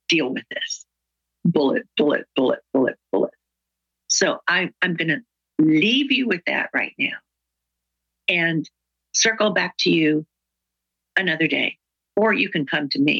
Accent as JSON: {"language": "English", "region": "the South", "country": "United States", "said": "I'm from the South"}